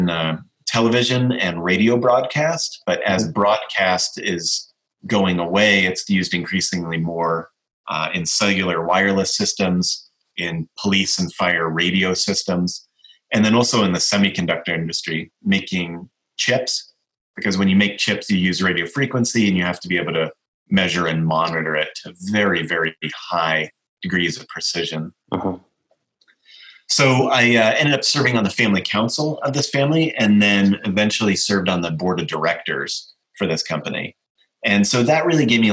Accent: Colorado Springs, Colorado, United States; I was born in Colorado Springs, Colorado, in the western part of the United States near the Rocky Mountains

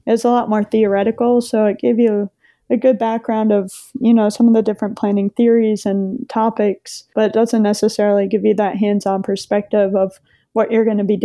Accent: Maine, United States; the community that I grew up in Maine

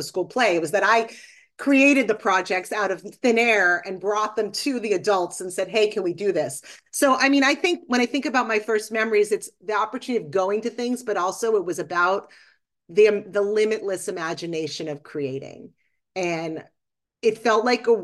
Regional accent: Boston, Massachusetts, United States; I grew up in Boston

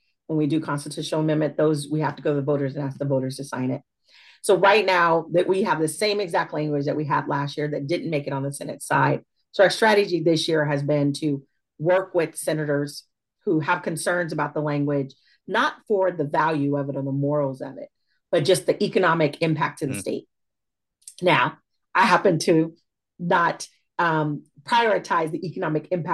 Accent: Fresno, California, United States; moved away as an adult; also born or lived in Suisun City, California; now in Northern California, United States; I was raised in the Central Valley. I'm a Fresno girl, born and raised

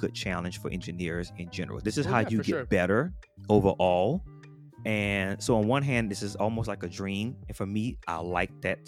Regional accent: New Orleans, Louisiana, United States; moved away; I'm from Louisiana, New Orleans

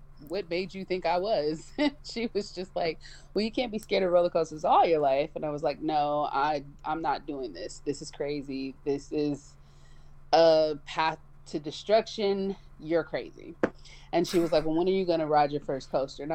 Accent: Cleveland, Ohio, United States; I'm originally from Cleveland, Ohio

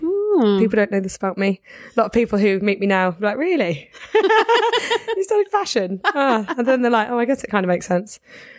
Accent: Guildford, South East England, United Kingdom; moved away as an adult; also born or lived in Bristol; I grew up in Guildford, which for anyone who doesn't know, is like halfway between London and the coast.

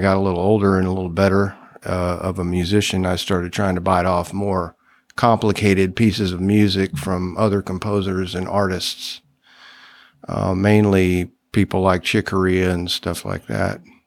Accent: South Texas, United States; growing up in South Texas

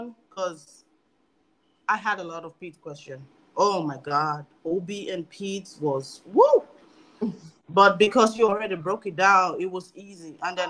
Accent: Nigeria; I'm Nigerian.

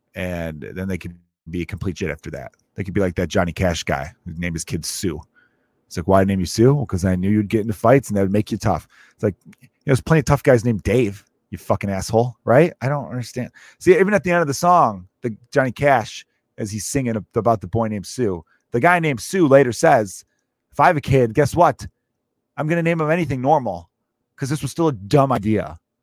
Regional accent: Chicago, Illinois, United States; growing up in Chicago

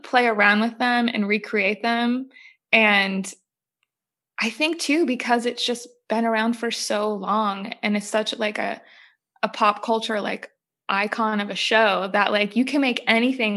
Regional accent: New Jersey, United States; I grew up in New Jersey

